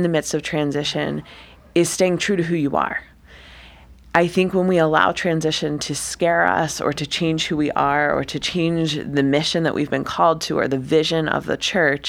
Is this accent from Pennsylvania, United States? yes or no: yes; Upper Darby, Pennsylvania, United States; also born or lived in Boston, Massachusetts; I grew up in Upper Darby, Pennsylvania.